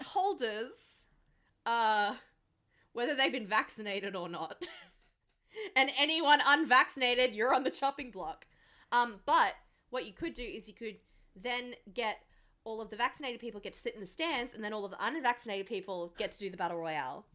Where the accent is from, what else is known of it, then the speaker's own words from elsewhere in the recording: Blacktown, New South Wales, Australia; we grew up in Black Town